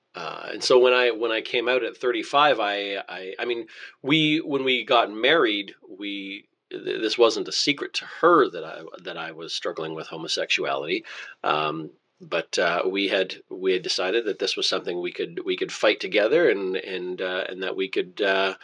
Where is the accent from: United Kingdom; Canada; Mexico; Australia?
Canada; Altona, Winkler, Morden area, Manitoba; I grew up in Altona, Winkler, Morden, that area.